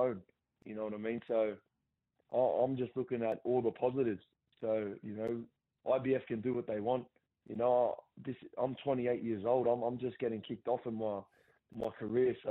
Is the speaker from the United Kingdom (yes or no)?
no; Gosford, New South Wales, Australia; my hometown